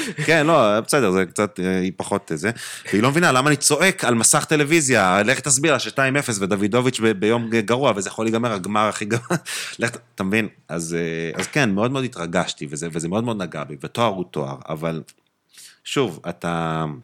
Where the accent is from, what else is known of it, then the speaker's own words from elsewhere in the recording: Jerusalem, Jerusalem District, Israel; moved away as an adult; now in Tel Aviv, Israel; נולדתי וגדלתי בירושלים, אה, רוב שנותיי גדל, גרתי בגילו